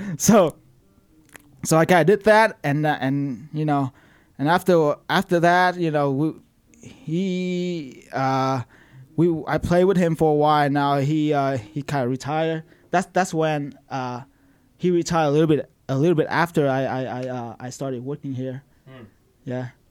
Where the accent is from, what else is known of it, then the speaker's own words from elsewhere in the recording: Vietnam; moved away as an adult; now in United States; I'm 27 now. So I, I, I lived there my whole life, and I just moved here four years ago